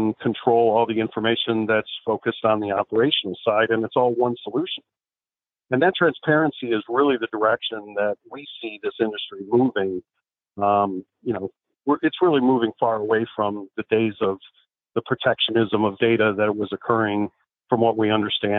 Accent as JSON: {"language": "English", "town": "Chicago", "region": "Illinois", "country": "United States", "tie": "born or raised there", "said": "I grew up in Chicago"}